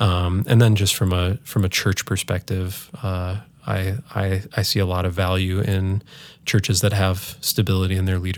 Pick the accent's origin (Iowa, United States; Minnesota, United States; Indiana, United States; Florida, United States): Minnesota, United States; Holdingford; My parents are still in the house that I grew up in Holdingford, Minnesota, just north of St. Cloud.